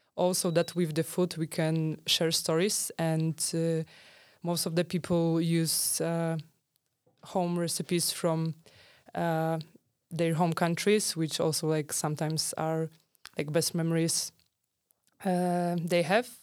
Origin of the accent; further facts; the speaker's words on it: Poland; I'm from Poland.